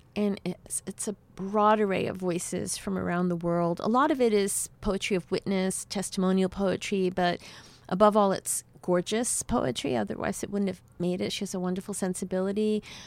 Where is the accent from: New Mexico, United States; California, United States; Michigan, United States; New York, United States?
New York, United States; New York City; also born or lived in Havana, Cuba; I grew up in New York City